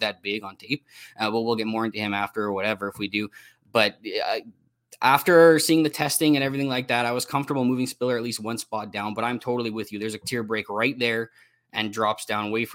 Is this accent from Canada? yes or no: yes; Canada; I'm from Canada